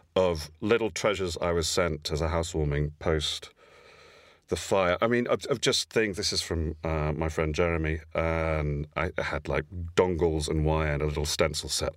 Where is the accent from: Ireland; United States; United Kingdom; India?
United Kingdom; Isle of Wight, South East England; I was born on the Isle of Wight